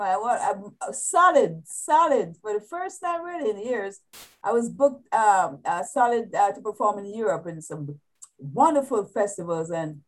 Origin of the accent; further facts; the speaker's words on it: Kingston, Saint Andrew Parish, Jamaica; Yes, yes. St. Andrews, Red Hills, huh? Up there, Upper Kirkland.